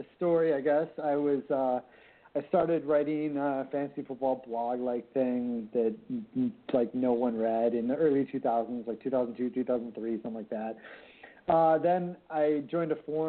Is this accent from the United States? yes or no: yes; Minnesota-Canadian border, United States; now in Twin Cities, United States; I was born and raised on the Minnesota-Canadian border, and I've moved around Minnesota a little bit